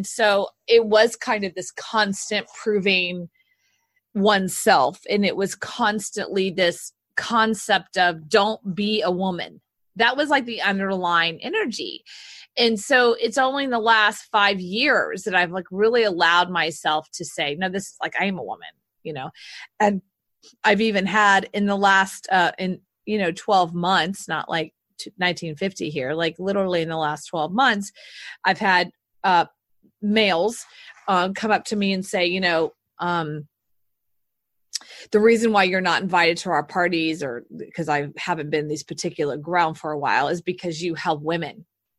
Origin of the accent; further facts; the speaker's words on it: the South, United States; now in Austin, United States; So I look, I'm from the South. So, yeah.